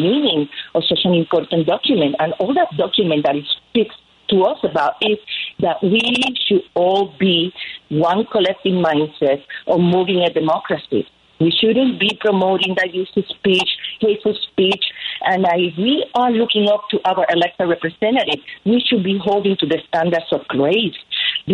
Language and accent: English; Puerto Rico; moved away as an adult; now in United States; I grew up in Puerto Rico